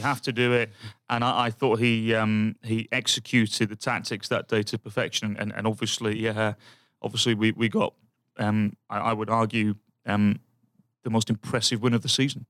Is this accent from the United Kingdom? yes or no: yes; Birmingham, West Midlands, United Kingdom; moved away; my hometown, Birmingham